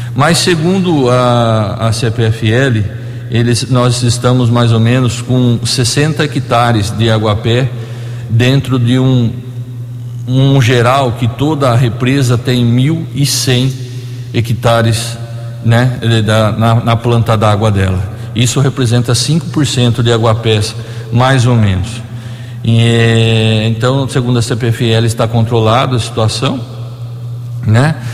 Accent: Borborema, São Paulo, Brazil; nós dois, por coincidência, somos da cidade de Borborema.

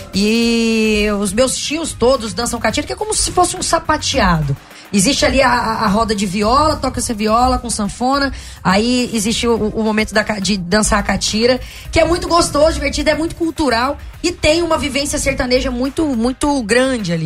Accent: Araguaína, Tocantins, Brazil; moved away; also born or lived in Goiânia, Goiás; eu saí de Goiânia, fui pro Tocantins, e fui criada lá no estado.

